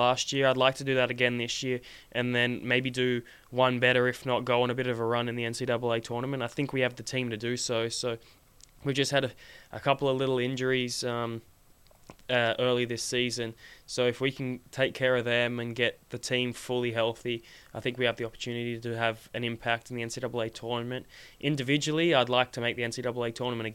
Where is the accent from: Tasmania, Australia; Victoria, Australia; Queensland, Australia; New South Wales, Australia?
New South Wales, Australia; Sydney; moved away; when I was growing up in Sydney